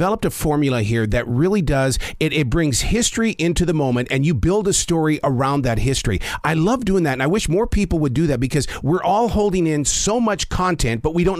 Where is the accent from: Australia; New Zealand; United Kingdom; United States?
United States; Montana; I'm from Montana.